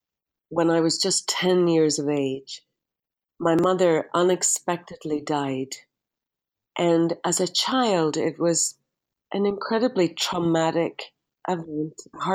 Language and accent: English; Derry, Northern Ireland, United Kingdom; moved away; my father took me up to the city cemetery in Derry, my hometown.